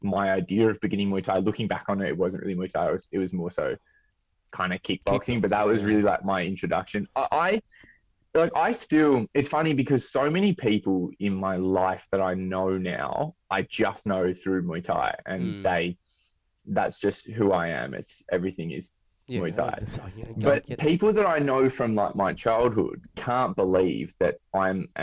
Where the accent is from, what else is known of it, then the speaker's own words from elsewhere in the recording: Sydney, New South Wales, Australia; also born or lived in United Kingdom; I grew up in the Southern Shire in Southern Sydney